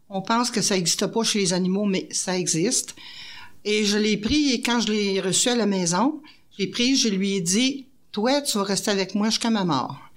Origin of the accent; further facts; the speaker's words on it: Quebec, Canada; Moi, je suis une Québécoise, mais j'ai pas de racines.